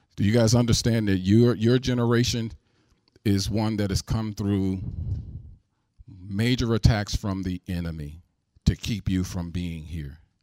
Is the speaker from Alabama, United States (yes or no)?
no; St. Louis, Missouri, United States; I'm from Saint Louis